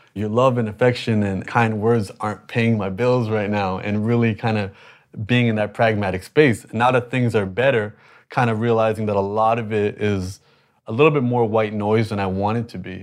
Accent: Toronto, Ontario, Canada; I was born in Canada, but I'm the minority in Toronto

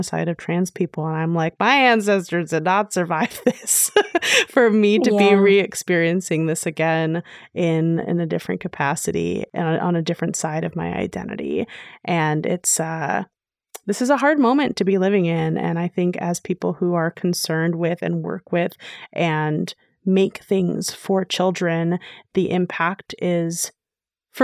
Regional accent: New York City, New York, United States; I grew up in New York City

